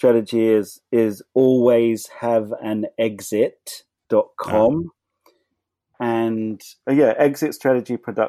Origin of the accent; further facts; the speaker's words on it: Liverpool, North West England, United Kingdom; moved away; also born or lived in Watford, England; I was born in Liverpool.